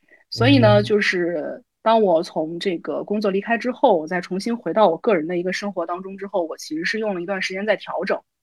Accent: Xi'an, Shaanxi, China; 因为从小就嗯。生活在西安，哪里都没去过

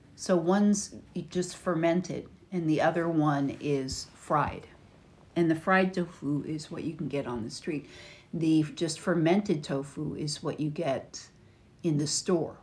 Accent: United States; from America

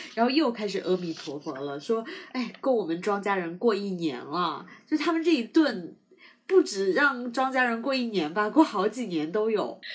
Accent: Sichuan, China; now in South China; 我是四川人嘛，所以我从小不怎么吃海鲜

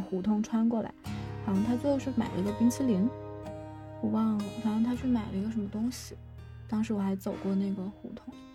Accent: Guangxi, China; 我是广西人，我的家在广西偏西南边的一个小镇上

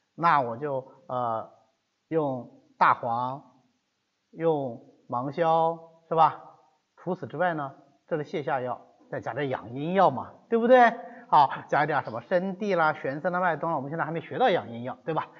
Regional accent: China; 我们中国人的一个习惯

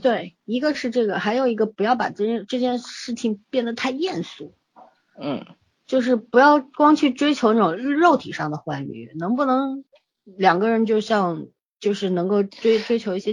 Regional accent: China; 我们中国人

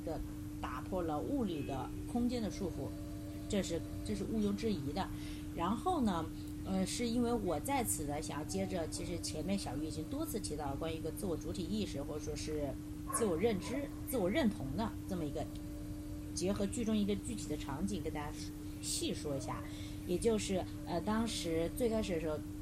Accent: China; 我们中国人普遍是不信教

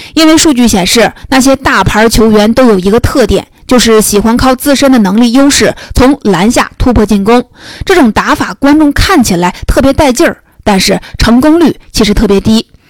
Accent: China; 我们中国人都知道看病得找老大夫

